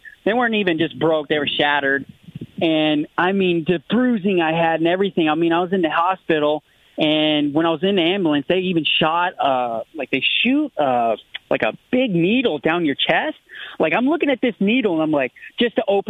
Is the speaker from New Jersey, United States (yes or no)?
no; South Carolina, United States; I'm from the Carolinas